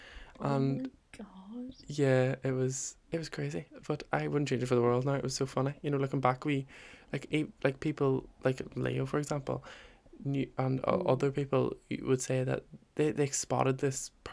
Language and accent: English; Northern Ireland, United Kingdom; moved away as an adult; I was moving over from Northern Ireland